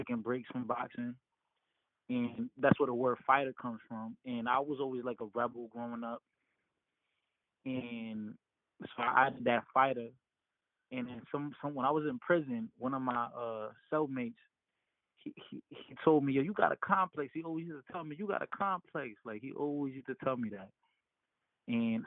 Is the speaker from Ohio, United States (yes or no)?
no; New York, United States; also born or lived in Dominican Republic; I'm Dominican American, born in New York, Dyckman. First generation American. I've lived in DR